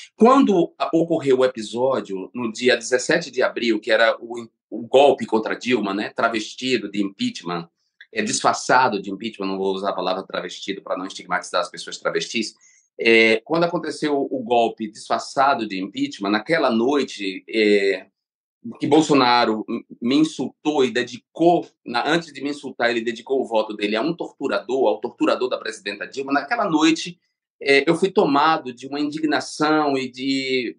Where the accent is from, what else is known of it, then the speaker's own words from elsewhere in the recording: Brazil; moved away as an adult; meu país